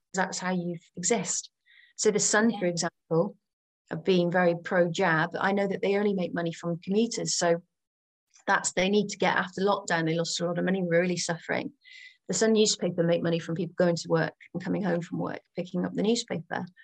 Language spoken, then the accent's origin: English; Gloucestershire, South West England, United Kingdom; moved away; also born or lived in Channel Islands; I'm from Gloucestershire